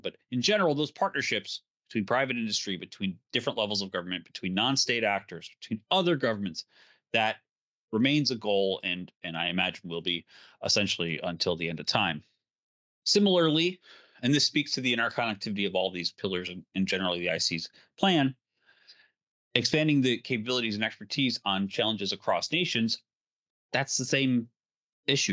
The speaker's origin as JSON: {"language": "English", "region": "Illinois", "country": "United States", "said": "Illinois, let's say, because it's my home state"}